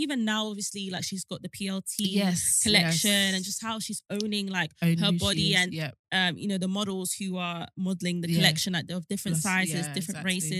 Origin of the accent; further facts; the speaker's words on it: London, United Kingdom; I'm from South London. I've grown up in South London most of my life.